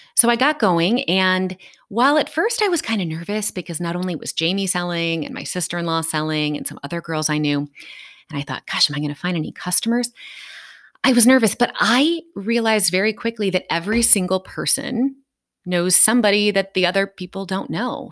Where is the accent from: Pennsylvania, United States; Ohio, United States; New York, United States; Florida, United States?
Ohio, United States; Dayton; I am from Dayton, Ohio.